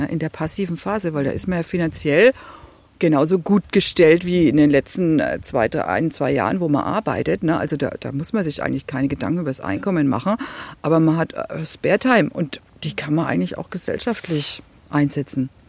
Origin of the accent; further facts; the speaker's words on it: Bavaria, Germany; Also ich komme aus Franken, ne, da lege ich mehr Wert drauf. Ich bin kein Bayer, ich bin ein Franke.